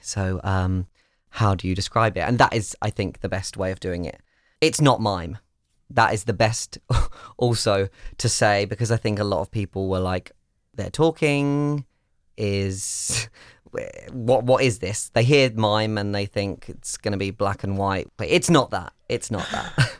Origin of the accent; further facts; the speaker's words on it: United Kingdom; moved away; I'm British